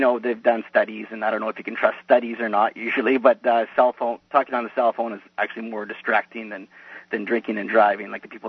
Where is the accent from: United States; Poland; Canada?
Canada; Well, I'll be, I'm Canadian